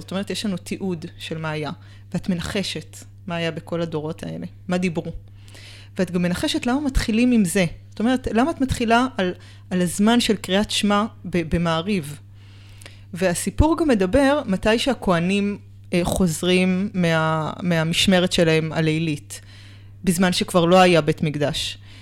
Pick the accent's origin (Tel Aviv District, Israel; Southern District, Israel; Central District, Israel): Tel Aviv District, Israel; Tel Aviv; גדלתי בתל אביב, בקהילה של חסידי בלז